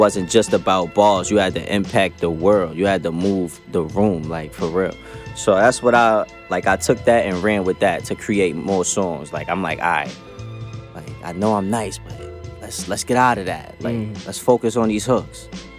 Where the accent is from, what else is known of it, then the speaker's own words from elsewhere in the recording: Queens, New York, United States; Like, I'm from Southside, Jamaica, Queens. Yeah, yeah, yeah. So, I'm from Lakewood and 107.